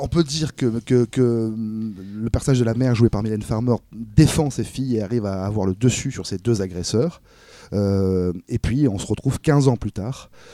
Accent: Cannes, Provence-Alpes-Côte d'Azur, France; je suis de Cannes

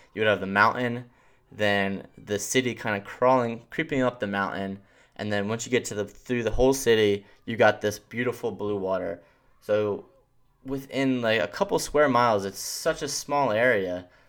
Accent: Philadelphia, Pennsylvania, United States; also born or lived in New York City; I grew up in Philadelphia

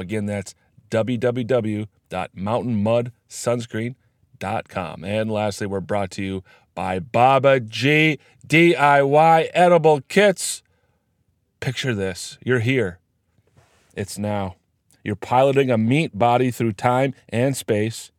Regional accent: Iowa, United States; My home state of Iowa

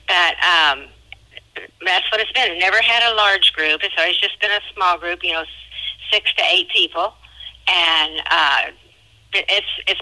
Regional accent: Williamsburg, Kansas, United States; moved away as an adult; now in Southern Illinois, United States; I'm from a little town called Williamsburg. I grew up in a little Methodist church.

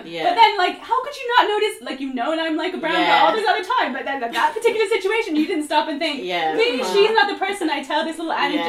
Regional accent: Bermuda; and you know, I'm from Bermuda. Like, what? I'm a descendant of slaves.

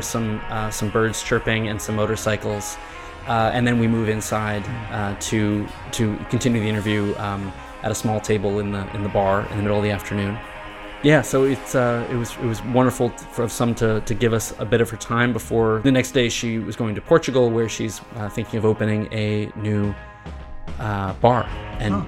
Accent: United States; now in Thailand; we're all American

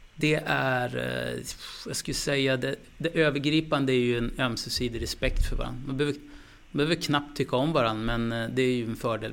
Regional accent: Skellefteå, Västerbotten County, Sweden; jag är från Skellefteå, det är arbetarbakgrund där alltså

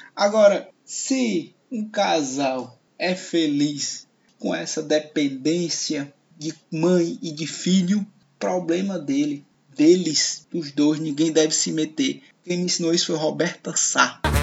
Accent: Fortaleza, Ceará, Brazil; Eu falo do Nordeste, do Ceará, de Fortaleza, vizinho ao bairro onde nasceu Tom Cavalcante, Montese, e olhando para a Serra de Maranguape, onde nasceu o nosso salvador Chico Anísio. Esse é o meu lugar.

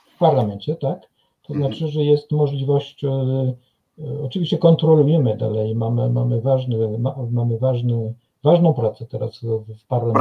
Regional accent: France; now in Kraków, Poland; u nas we Francji

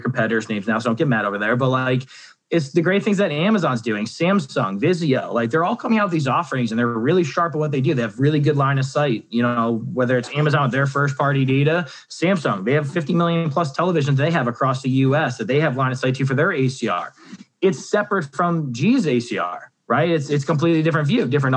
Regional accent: New Jersey, United States; I'm from Jersey, the Sopranos all day.

